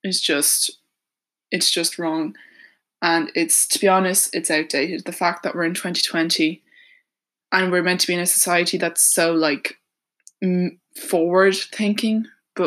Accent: Ireland; I'm 18 years old and I'm from Ireland.

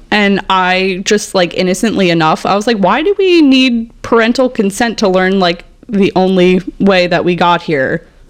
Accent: Edison, New Jersey, United States; born or raised there

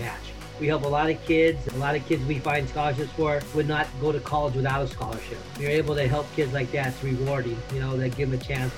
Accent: Southern California, United States; also born or lived in Minnesota; I was born and raised here in Southern California

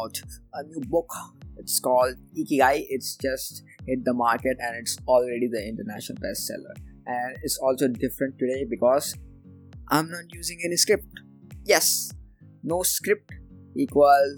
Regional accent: India; I am from India, and being in India

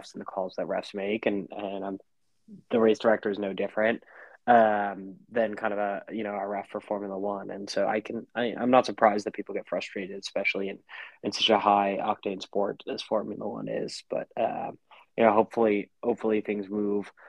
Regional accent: United States; an American

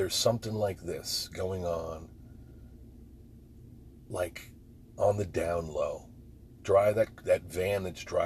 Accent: New Jersey, United States; moved away; I'm from Jersey.

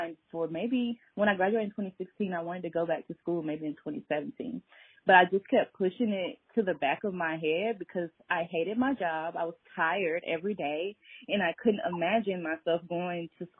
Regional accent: Atlanta, Georgia, United States; I am born and raised in Atlanta

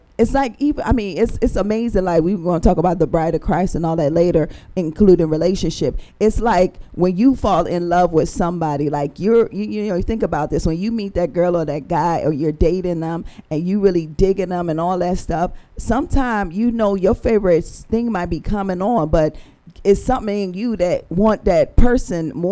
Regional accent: Jamaica; moved away; we grew up in Jamaica

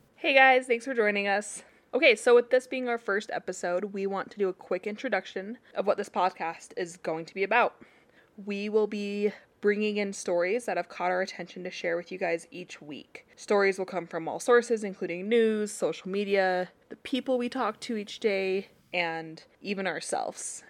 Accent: Utah, United States; I am from Utah

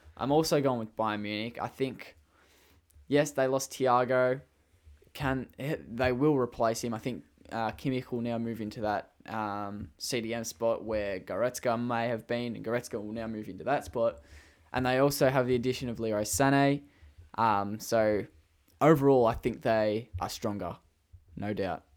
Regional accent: Australia; accent: Australian; I have an Australian accent.

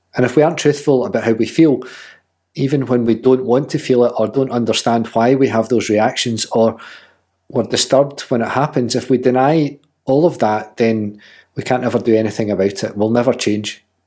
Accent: Scotland, United Kingdom; she's just as Scottish as I am

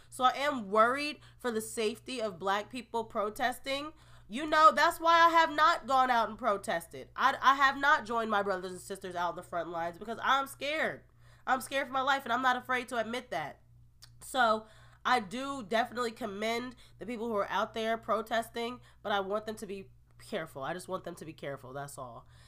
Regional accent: Marlton, New Jersey, United States; I grew up in Marlton, New Jersey.

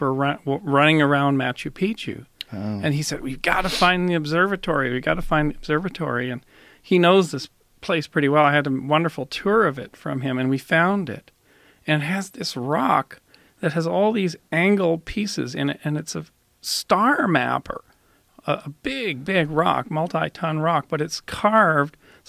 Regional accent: Canada; I'm a Canadian

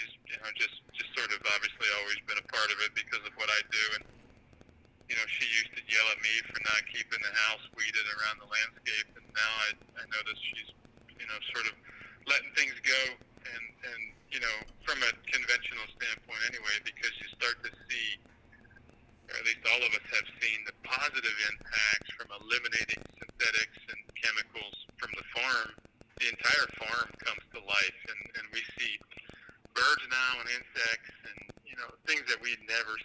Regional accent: Pennsylvania, United States; also born or lived in Mississippi / South Texas; I grew up in Pennsylvania, which is where my home is now.

